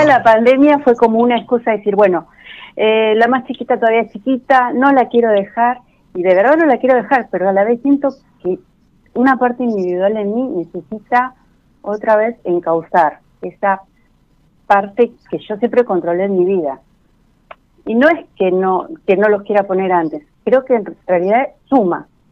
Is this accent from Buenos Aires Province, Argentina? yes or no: yes; Florencio Varela, Buenos Aires Province, Argentina; De Florecha Varela, de Buenos Aires.